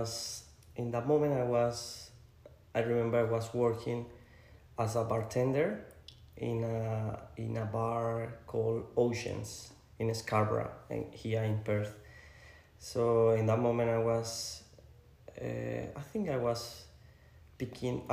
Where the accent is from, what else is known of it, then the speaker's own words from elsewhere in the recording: Colombia; moved away as an adult; now in Australia; I'm from Colombia, for the people that don't know me. I've been living in Australia for 8 years